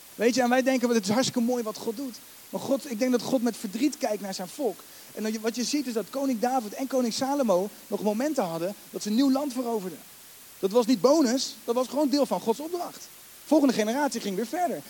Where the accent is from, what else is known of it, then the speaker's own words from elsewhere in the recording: The Hague, South Holland, Netherlands; Ik ben geen Rotterdammer, daar ben ik ook dankbaar voor, met alle respect. Ik ben gewoon Hagenaar, ben hartstikke blij.